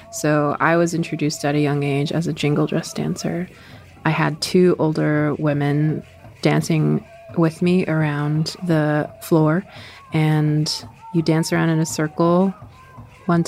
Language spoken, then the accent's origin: English; Swinomish Indian Tribal Community, Fidalgo Island, Washington, United States; I grew up on the Swinomish Indian tribal community. It is located on the Fidalgo Island, which is a part of the San Juan Islands. It's the island that's most inland to the state of Washington